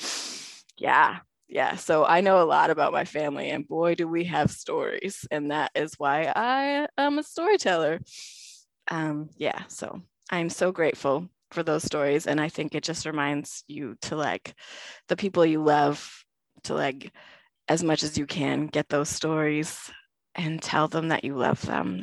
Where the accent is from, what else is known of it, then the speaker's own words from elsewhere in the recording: Canada; I am very Canadian. I'm like deep north.